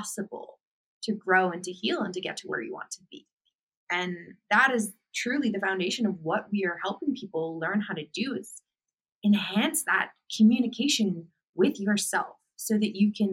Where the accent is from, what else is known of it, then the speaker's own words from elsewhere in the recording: Boston, Massachusetts, United States; moved away as an adult; I grew up in Boston, Massachusetts, and I left my home and moved across the country